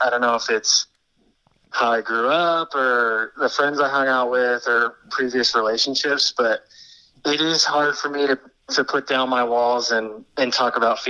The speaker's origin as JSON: {"language": "English", "town": "Lincoln", "region": "Nebraska", "country": "United States", "tie": "born or raised there", "also_born_or_lived": "Colorado / Orange County, California", "moved": "as an adult", "lives_now": "Denver, United States", "said": "I grew up in Nebraska. Spent some time in Colorado. Moved to California after college. Lived in Orange County for about 7 years."}